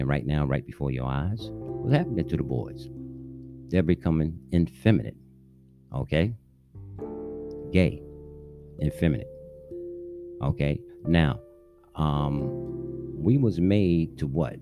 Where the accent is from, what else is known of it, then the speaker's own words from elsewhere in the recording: New York City, New York, United States; I'm a New Yorker. I grew up playing skelly, stickball, stuff like